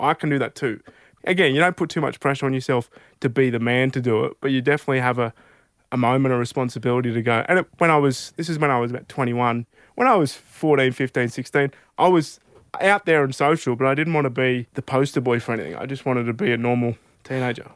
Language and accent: English; Albury, New South Wales, Australia; also born or lived in Mildura, Victoria; we'd moved to Albury, where I've grown up my, pretty much my whole life